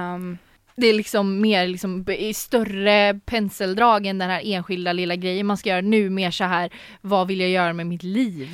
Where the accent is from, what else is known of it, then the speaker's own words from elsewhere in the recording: Sweden; jag är född um, i Sverige